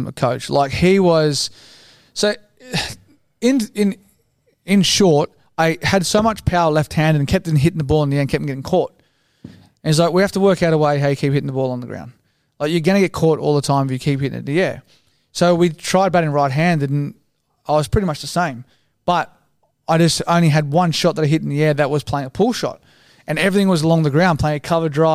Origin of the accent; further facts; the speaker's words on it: Sydney, New South Wales, Australia; also born or lived in Paddington, Sydney; I grew up in Matraville